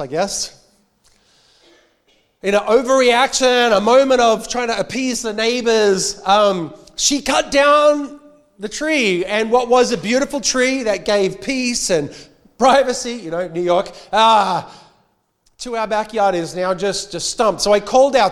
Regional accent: Australia; accent: Australian

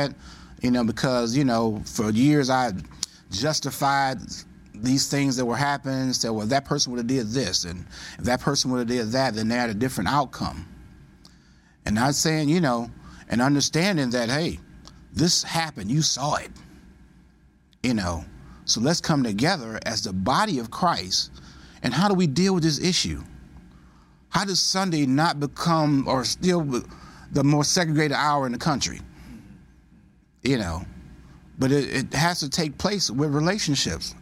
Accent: Detroit, Michigan, United States; I'm from Detroit, Michigan

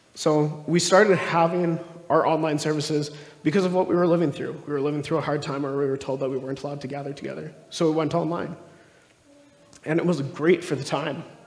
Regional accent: Stony Plain, Alberta, Canada; also born or lived in Calgary; I grew up mostly in Stony Plain. So, it's just outside of Edmonton there.

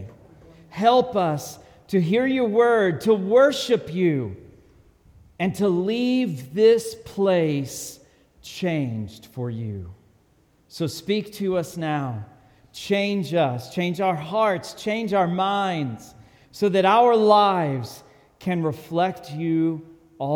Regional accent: Texas, United States; I'm from Texas

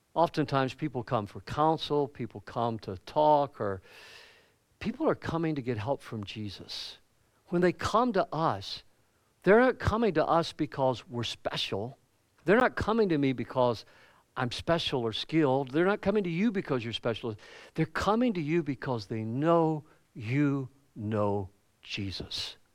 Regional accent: the Bible Belt of the South, United States; moved away as an adult; growing up in the Bible Belt of the South, it was just, you know, Christianity was everywhere

